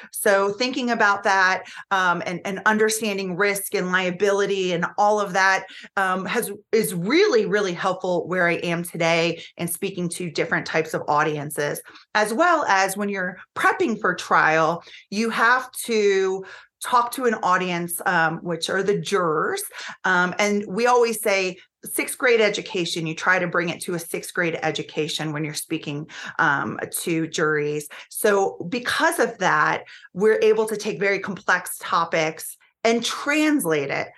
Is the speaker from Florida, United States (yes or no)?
yes; Florida, United States; the state of Florida, which is my home state